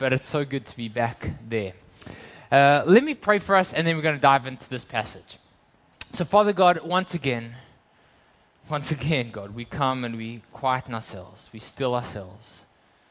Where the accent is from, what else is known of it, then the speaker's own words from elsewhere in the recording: South Africa; moved away; I grew up in South Africa